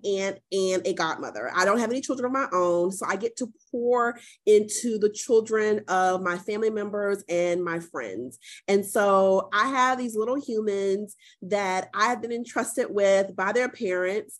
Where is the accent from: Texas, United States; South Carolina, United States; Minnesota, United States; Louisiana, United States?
South Carolina, United States; Columbia; born and raised in Columbia, South Carolina, um, and currently working out of Columbia, South Carolina